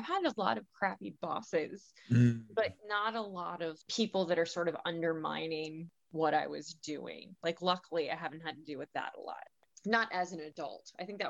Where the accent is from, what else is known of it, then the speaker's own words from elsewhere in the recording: Florida, United States; moved away as an adult; also born or lived in Oklahoma; now in South Carolina, United States; I was born in Oklahoma, but I basically lived in Florida from about 6 months old until I moved about 3 years ago.